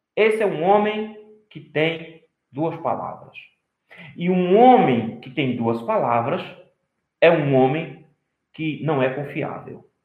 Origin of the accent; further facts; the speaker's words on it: Brazil; nós temos um aspecto cultural como brasileiro de não dizer não